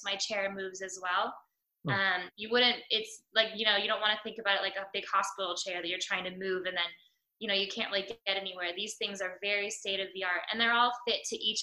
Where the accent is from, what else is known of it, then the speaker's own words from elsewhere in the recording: United States; As an American